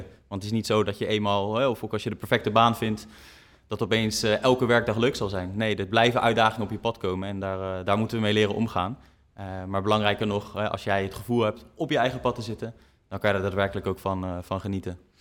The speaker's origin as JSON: {"language": "Dutch", "country": "Netherlands", "said": "ons als Nederlanders"}